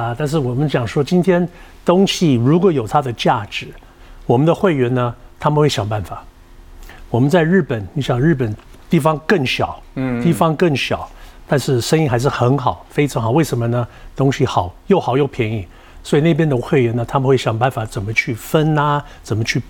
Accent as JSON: {"language": "Chinese", "country": "Taiwan", "said": "现在呢，我们一些品相也许会调整，为了我们台湾人的口感各方面的。"}